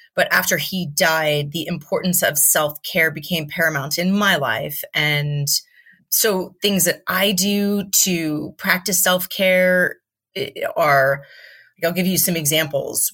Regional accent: Southern California, United States; also born or lived in Yucca Valley, California; I was born and raised in Southern California

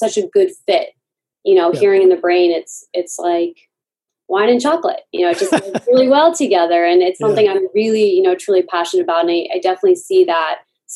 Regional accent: United States; we kind of had this dual identity of being American and South Asian

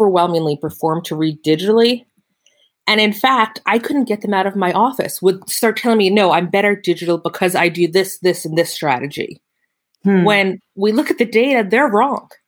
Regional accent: Pennsylvania, United States; I'm from Pennsylvania

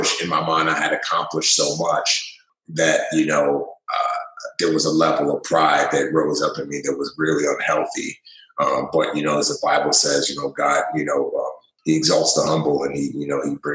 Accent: New York City, New York, United States; moved away as an adult; also born or lived in Nigeria; being born in Nigeria and riches and wealth and then losing everything. My father dying and moving to New York City and growing up in the Bronx

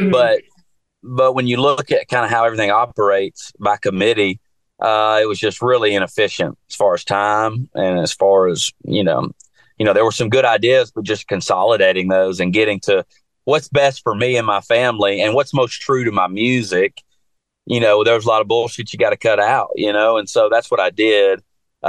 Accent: Jackson, Tennessee, United States; moved away as an adult; now in Nashville, United States; I'm from West Tennessee

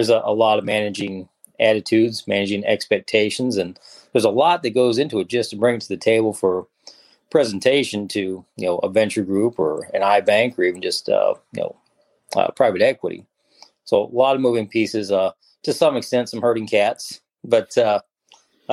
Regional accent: United States; moved away as an adult; now in Dallas-Fort Worth, United States; I grew up in the Quad Cities, right on the Mississippi River, okay. Iowa, Illinois

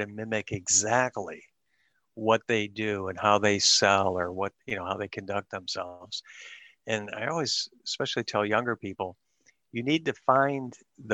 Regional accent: Dearborn, Michigan, United States; moved away as an adult; also born or lived in Pittsburgh, Pennsylvania; I grew up in Dearborn, Michigan

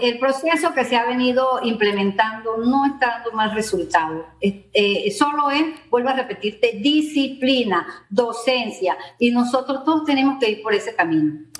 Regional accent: Panama; nosotros somos unos panameños

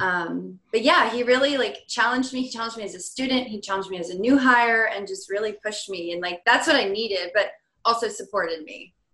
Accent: Virginia, United States; moved away as an adult; also born or lived in Michigan; now in California, United States; I'm originally from Virginia

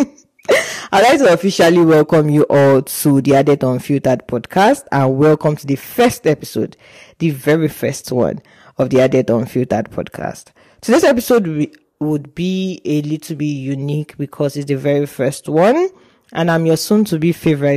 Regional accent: Nigeria; moved away as an adult; now in Hungary; I'm a Nigerian pharmacy student at the University of Page Hungary

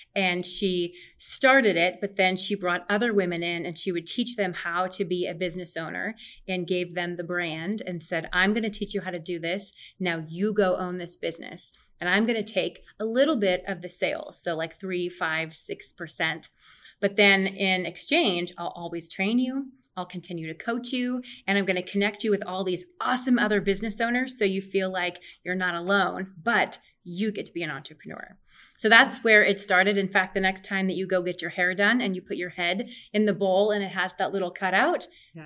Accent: Omaha, Nebraska, United States; also born or lived in Lincoln; I was born and raised in Omaha

